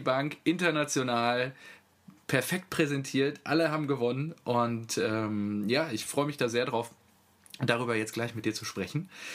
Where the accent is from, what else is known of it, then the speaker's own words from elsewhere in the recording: Selm, North Rhine-Westphalia, Germany; das Kaff, äh, in dem ich aufgewachsen bin